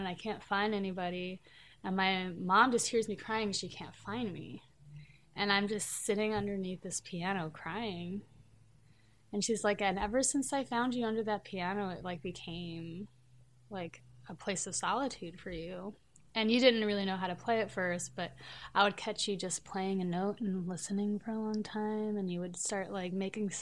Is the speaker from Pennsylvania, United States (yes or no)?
no; Nutley, New Jersey, United States; moved away as an adult; I grew up in New Jersey, and I lived in Nutley until I was in sixth grade